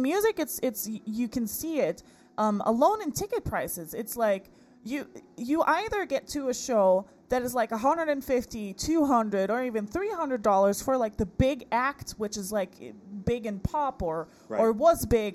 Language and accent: English; Portugal; moved away; I grew up in Portugal.